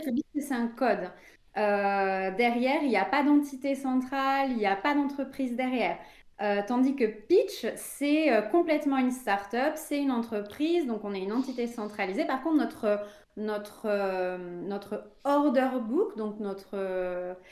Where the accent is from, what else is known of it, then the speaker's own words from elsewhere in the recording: France; je suis française